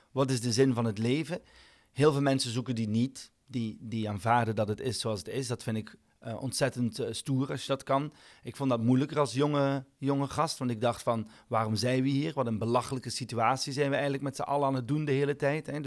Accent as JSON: {"language": "Dutch", "country": "Belgium", "said": "ik ben een Belg die geen bier drinkt."}